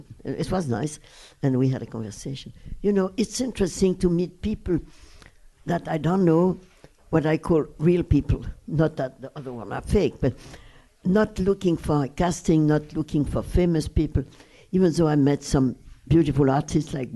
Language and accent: English; Brussels, Brussels-Capital Region, Belgium; English is a second language; moved away; the house where I was raised in Brussels.